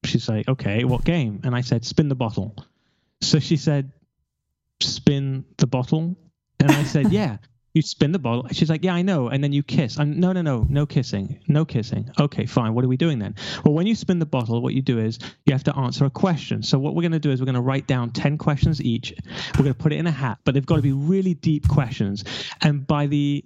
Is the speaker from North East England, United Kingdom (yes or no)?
no; London, United Kingdom; I'm from London